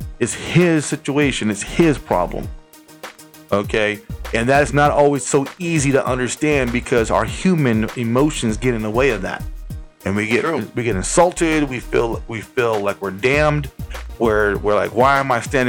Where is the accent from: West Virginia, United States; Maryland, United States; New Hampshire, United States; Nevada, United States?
Nevada, United States; Las Vegas; I'm from Las Vegas